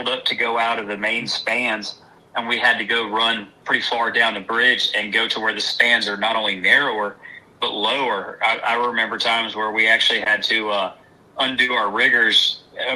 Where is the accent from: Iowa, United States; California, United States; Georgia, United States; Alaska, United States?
Georgia, United States; outside of Atlanta; now in Outer Banks, United States; I spent most of my childhood outside of Atlanta, Georgia.